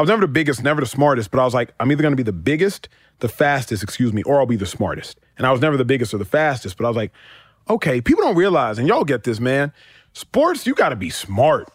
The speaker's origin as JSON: {"language": "English", "town": "Dallas", "region": "Texas", "country": "United States", "tie": "born or raised there", "said": "I grew up in Texas, but my parents grew up in Nigeria"}